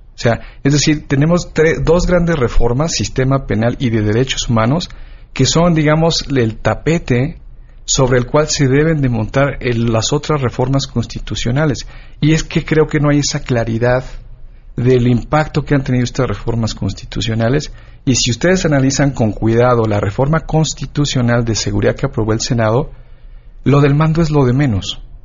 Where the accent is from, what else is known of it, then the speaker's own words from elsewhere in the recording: Michoacán, Mexico; yo soy de Michoacán